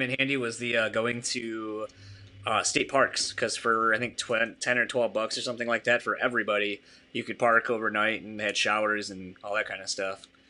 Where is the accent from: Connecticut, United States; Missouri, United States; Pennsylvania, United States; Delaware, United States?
Delaware, United States; moved away; I'm from Delaware originally